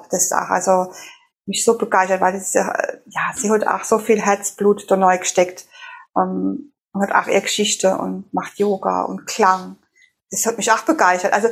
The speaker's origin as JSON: {"language": "German", "region": "Rhineland-Palatinate", "country": "Germany", "said": "also Herzensfrau, Frau, auch Pfälzer Lady, so wie ich auch. Wir kommen beide aus der Pfalz."}